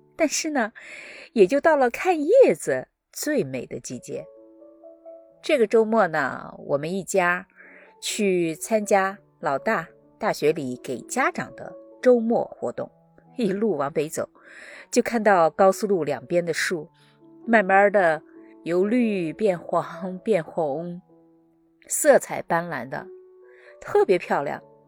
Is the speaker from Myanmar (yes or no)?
no; China; moved away as an adult; now in United States; 是我老家的小山村，我呢是在那儿出生，度过了我的童年